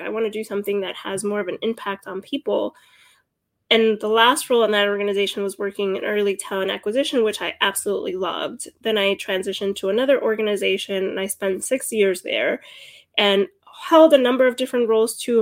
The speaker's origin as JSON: {"language": "English", "area": "Hudson County", "region": "New Jersey", "country": "United States", "tie": "born or raised there", "also_born_or_lived": "Cuba", "said": "I was born in Cuba and came to the United States when I was four years old with my mother. I grew up in Hudson County, New Jersey."}